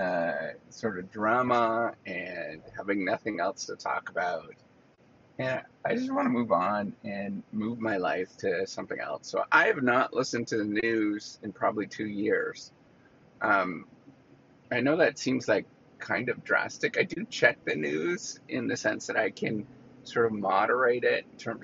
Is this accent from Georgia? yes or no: no; Canada; now in United States; when I go back home, I'm Canadian